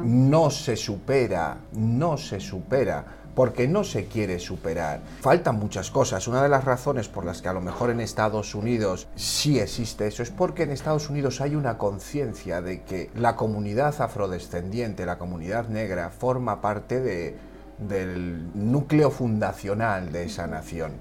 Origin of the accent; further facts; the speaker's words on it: Equatorial Guinea; now in Spain; los dos somos ecuatoguineanos, nuestros padres se formaron aquí